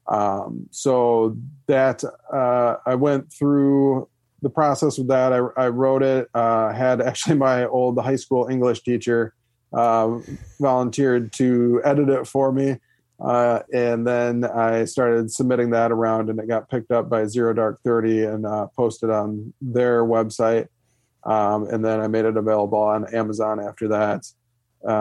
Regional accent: Michigan, United States; I'm from Michigan

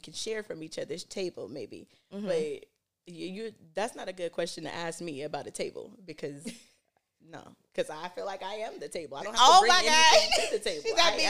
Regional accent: Oakland, California, United States; also born or lived in Palo Alto / Hayward / Fremont / Stockton; I don't have an accent. I was born in Palo Alto, raised in Oakland, and then we came to Hayward, Fremont, then Stockton.

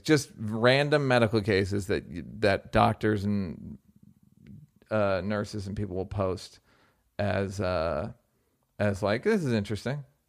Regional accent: United States; as a American

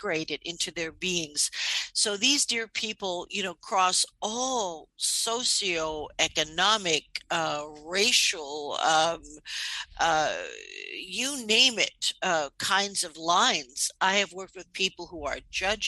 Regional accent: New York City, New York, United States; I'm from New York City

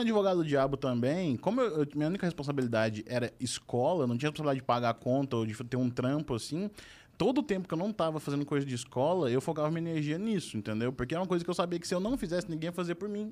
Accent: Uberaba, Minas Gerais, Brazil; eu sou de Uberaba

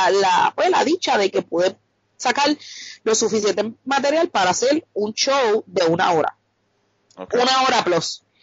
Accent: Carolina, Puerto Rico

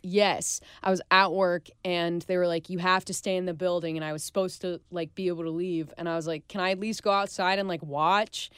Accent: Overland Park, Kansas, United States; moved away; I grew up in Overland Park, which is kind of like a smaller portion of, like, Kansas City.

